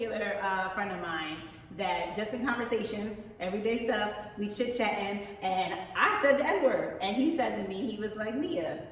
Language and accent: English; Philadelphia, Pennsylvania, United States; we're both from Philadelphia